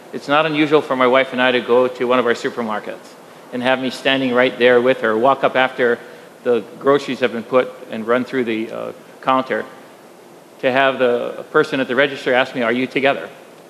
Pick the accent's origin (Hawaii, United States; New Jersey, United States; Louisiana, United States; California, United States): Hawaii, United States; Kailua; That happened right here where I grew up in Kailua.